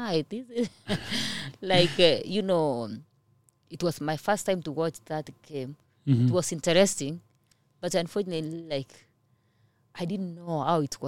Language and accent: English; Kenya; English is a second language; moved away as an adult; now in United States; I'm coming from Kenya, my English are not good like yours